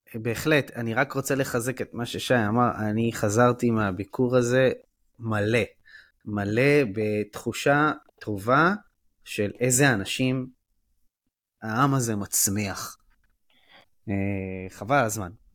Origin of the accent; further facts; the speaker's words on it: Israel; also born or lived in Givatayim; בתור אה, ישראלי